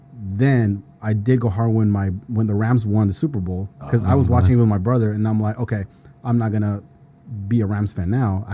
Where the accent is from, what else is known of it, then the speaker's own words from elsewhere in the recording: Honduras; now in San Jose, United States; Well, I'm not originally from the West Coast. And I'm like, so you're from Philly? No, I'm not. And where are you from? From Honduras.